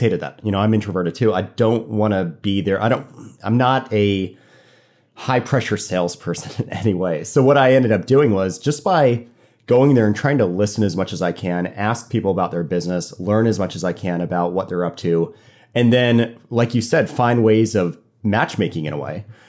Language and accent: English; Fort Lauderdale, Florida, United States; also born or lived in Annapolis, Maryland; now in Norfolk, United States; I went to college in Annapolis, and I'm from Fort Lauderdale, so kind of boating's in my blood.